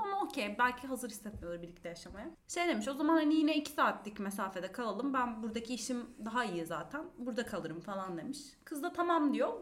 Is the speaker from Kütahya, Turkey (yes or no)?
no; Diyarbakır, Diyarbakır Province, Turkey; Ben Diyarbakırlıyım